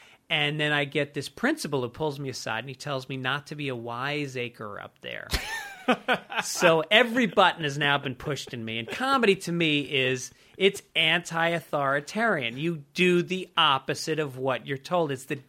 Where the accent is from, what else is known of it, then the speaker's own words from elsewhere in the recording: Ireland; And if, you know, and in my personal life, there's something I have to honor as an Irish person.